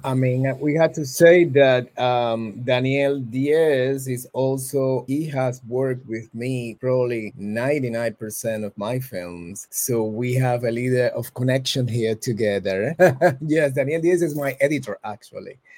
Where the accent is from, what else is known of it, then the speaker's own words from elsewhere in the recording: Cuba; I'm from Cuba